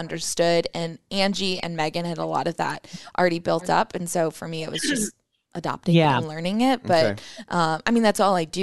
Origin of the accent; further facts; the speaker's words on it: Ottawa, Kansas, United States; moved away as an adult; also born or lived in Manhattan, Kansas; now in Omaha, United States; I'm actually from Ottawa, which is like 20 minutes south of Lawrence